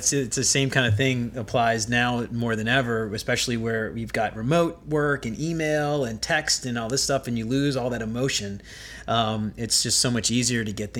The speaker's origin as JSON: {"language": "English", "town": "New Orleans", "region": "Louisiana", "country": "United States", "tie": "born or raised there", "said": "I grew up in New Orleans"}